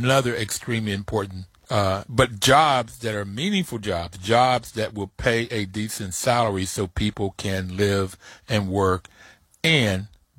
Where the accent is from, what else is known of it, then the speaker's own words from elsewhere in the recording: West Virginia, United States; moved away; I am originally from West Virginia